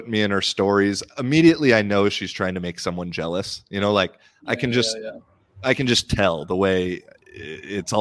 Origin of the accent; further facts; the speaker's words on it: United States; now in Finland; I'm American, but I have Irish citizenship. I live in Finland